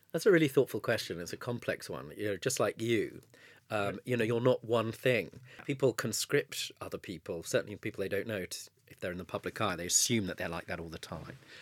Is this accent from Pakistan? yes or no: no; Southgate, London, United Kingdom; I grew up in Southgate